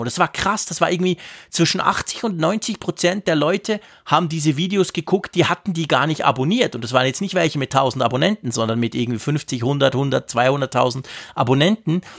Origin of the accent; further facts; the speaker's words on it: Switzerland; bei uns in der Schweiz